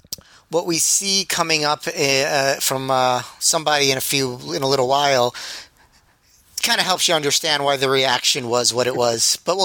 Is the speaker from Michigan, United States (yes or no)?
no; New York City, New York, United States; Certainly as a New Yorker